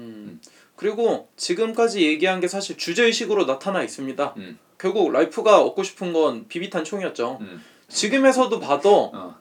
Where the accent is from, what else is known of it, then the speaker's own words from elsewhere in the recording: South Korea; 나는 한국 사람이고